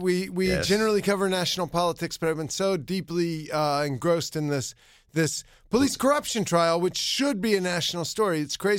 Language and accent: English; South Carolina, United States; I mean, I grew up in South Carolina